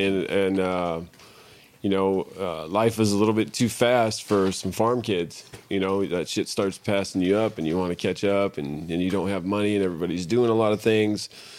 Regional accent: Minnesota, United States; Yeah. We came from a dairy from Minnesota. Mm. We lived on a dairy and stuff.

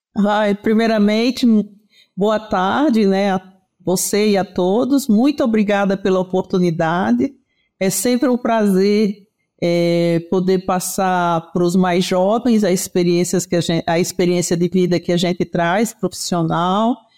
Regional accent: Pernambuco, Brazil; moved away as an adult; now in São Paulo, Brazil; sou pernambucana, nordestina, oxente. Embora há 40 anos em São Paulo

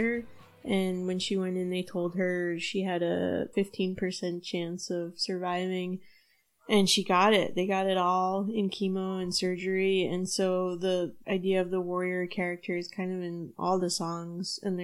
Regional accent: West Nyack, New York, United States; I'm from West Nyack, which is about an hour upstate, and my dad is a New York City tour guide, so I was always coming into Manhattan

